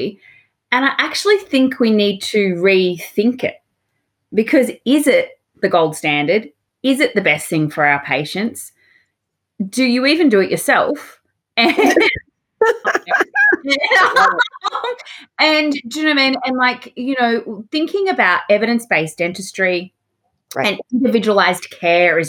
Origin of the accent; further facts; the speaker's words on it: Australia; I am your Australian host